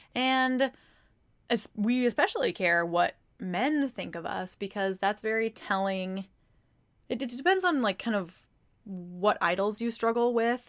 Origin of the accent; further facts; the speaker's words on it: Mankato, Minnesota, United States; I am from Mankato, Minnesota